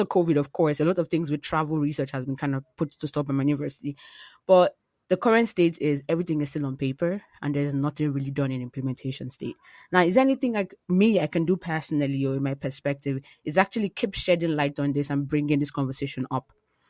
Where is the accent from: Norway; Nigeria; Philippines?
Nigeria; moved away; I am Nigerian.